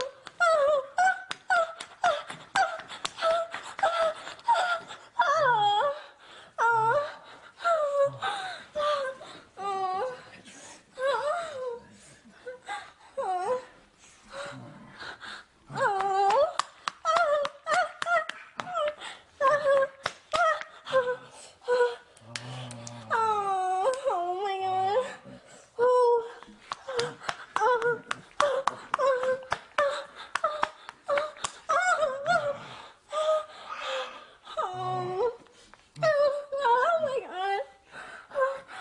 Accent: California, United States; From California

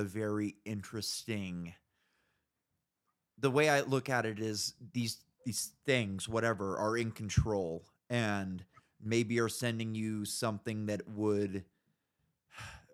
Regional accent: Northern California, United States; I grew up in Northern California

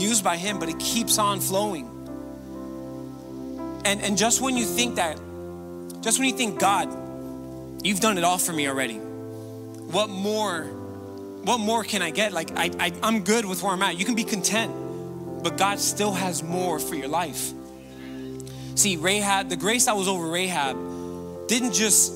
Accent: Miami, Florida, United States; I was born and raised here in Miami, Florida.

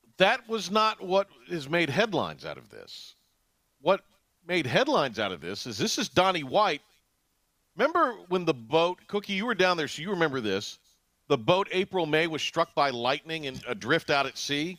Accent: Kinston, North Carolina, United States; moved away; my hometown of Kinston

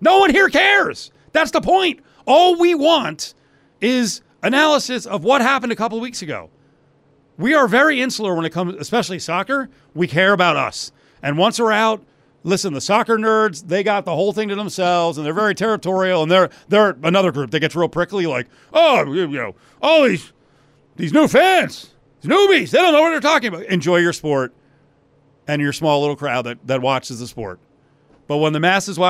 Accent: New Jersey, United States; It's my home state, New Jerseyan, New Jerseyite

